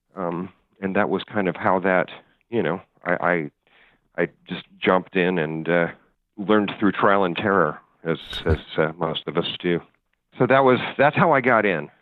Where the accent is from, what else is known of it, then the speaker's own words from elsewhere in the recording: Chicago, Illinois, United States; moved away; I grew up in Chicago